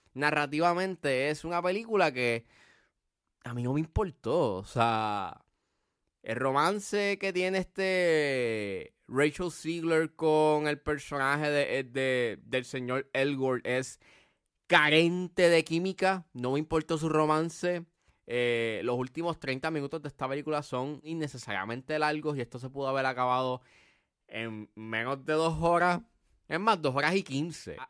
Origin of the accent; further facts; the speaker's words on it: Puerto Rico; uno como puertorriqueño